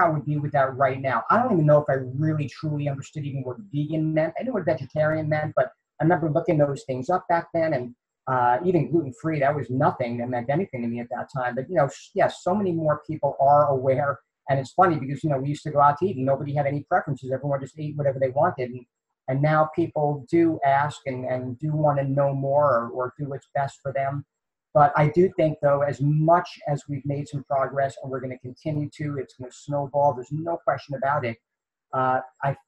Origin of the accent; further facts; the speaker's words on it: New York City, New York, United States; moved away; also born or lived in the South (US); I grew up in Queens, New York